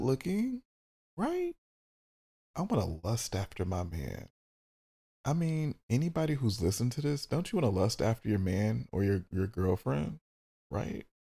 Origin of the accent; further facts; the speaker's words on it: Detroit, Michigan, United States; I'm from Detroit and we talk a lot of shit